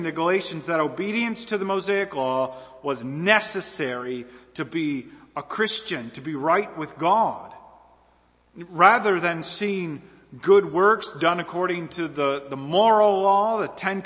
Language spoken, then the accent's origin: English; American Southeast, United States; I'm from the Southeast, right? The American Southeast.